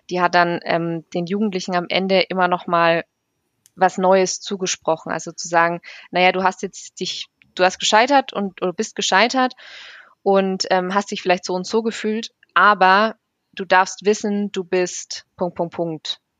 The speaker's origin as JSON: {"language": "German", "region": "Bavaria", "country": "Germany", "said": "Ich komme ja aus Bayern, von daher passt."}